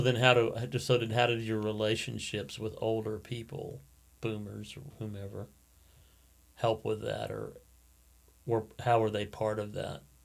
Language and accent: English; Alaska, United States; I grew up in Alaska. I was born in Alaska